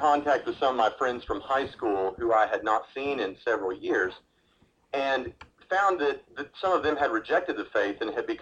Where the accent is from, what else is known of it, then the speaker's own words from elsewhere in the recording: Lebanon, Tennessee, United States; moved away; we grew up outside of Nashville, Tennessee, in a place called Lebanon, Tennessee